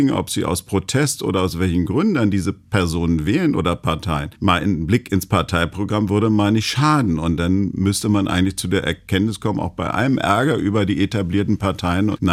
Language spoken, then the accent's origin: German; Berlin, Germany; Na, ja, ich bin Berliner. Also ich kann mir gar nicht vorstellen, woanders zu leben.